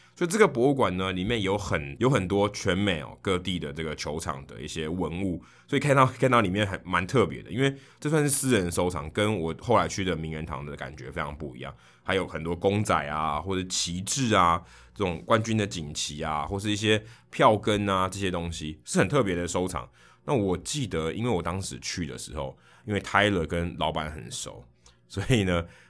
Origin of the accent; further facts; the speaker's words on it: Taiwan; 我从台湾来